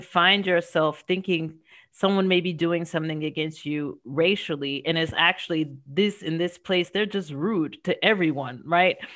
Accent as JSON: {"language": "English", "country": "United States", "moved": "as an adult", "lives_now": "France", "said": "as an American"}